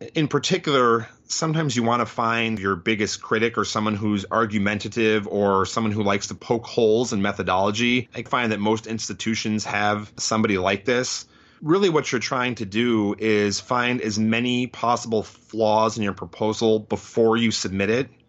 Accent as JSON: {"language": "English", "town": "Chicago", "region": "Illinois", "country": "United States", "tie": "born or raised there", "also_born_or_lived": "New Haven, Connecticut", "moved": "as an adult", "lives_now": "Detroit, United States", "said": "I grew up in the Chicago area"}